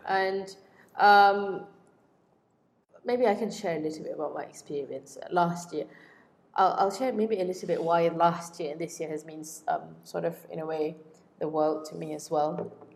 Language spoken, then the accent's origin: English; Kuantan, Pahang, Malaysia; moved away; I went back to my hometown in Kuantan